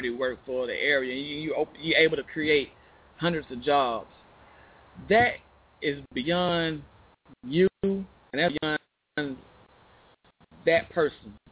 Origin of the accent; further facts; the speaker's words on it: Chicago, Illinois, United States; born there; now in Arkansas, United States; He was born in Chicago. I was born in Chicago.